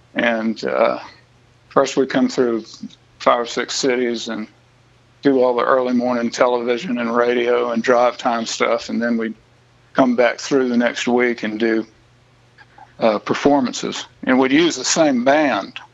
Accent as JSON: {"language": "English", "area": "Bluffton and Charleston", "region": "South Carolina", "country": "United States", "tie": "born or raised there", "said": "that 100 mile stretch of coast there between Savannah and Charleston, I feel like the whole thing is where I came from and where I got all of my first perspectives on life."}